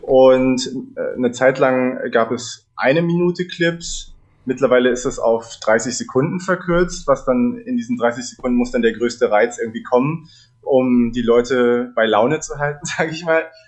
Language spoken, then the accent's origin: German; Berlin, Germany; ich bin in Berlin geboren und habe mit vier Jahren begonnen, Geige zu lernen. Erstmal nach der Suzuki-Methode, später dann mit elf als Jungstudent an der Hans-Eisler-Hochschule in Berlin